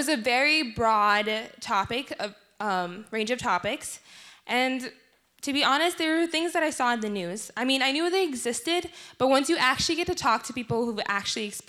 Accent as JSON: {"language": "English", "country": "South Sudan", "moved": "yes", "said": "my home country, the Republic of South Sudan"}